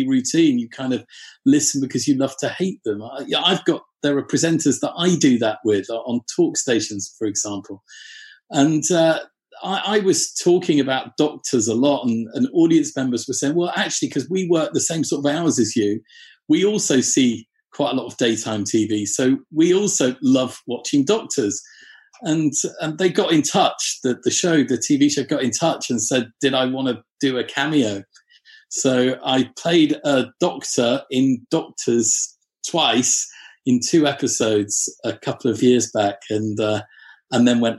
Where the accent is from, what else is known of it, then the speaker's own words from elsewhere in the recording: North Shropshire, West Midlands, United Kingdom; I'm from North Shropshire